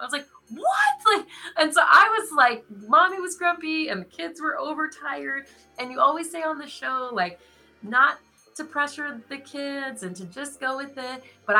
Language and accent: English; Canada; We're Canadian, so they're like, it's 50 degrees. Why wouldn't we be in a pool?